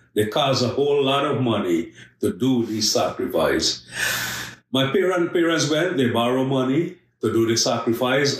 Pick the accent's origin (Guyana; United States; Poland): Guyana; I'm originally from Guyana. I born and raised in a very large Hindu family